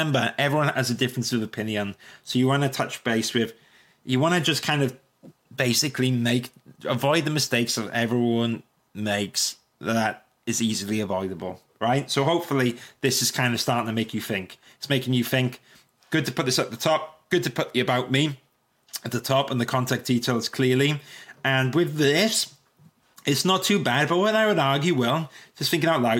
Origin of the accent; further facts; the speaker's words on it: Welsh, Wales, United Kingdom; I'm Welsh